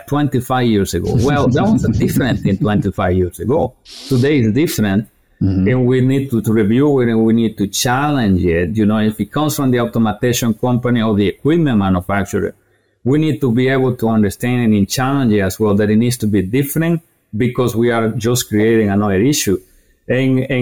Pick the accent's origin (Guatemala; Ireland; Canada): Guatemala; eastern Guatemala; moved away as an adult; also born or lived in North Carolina, United States; now in United States; I grew up in Guatemala, eastern part of Guatemala. After college, I got the opportunity, you know, to move into the United States